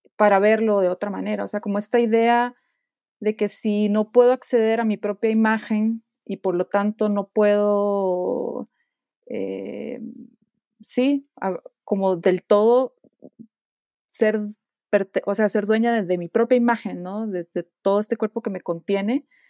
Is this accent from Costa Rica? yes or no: yes; Costa Rica; moved away as an adult; now in Guanajuato, Mexico; yo soy de Costa Rica y actualmente vivo en, México, en la ciudad de Guanajuato